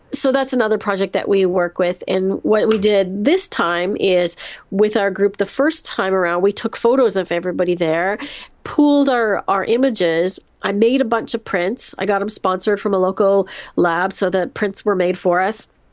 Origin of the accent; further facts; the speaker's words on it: Canada; I'm Canadian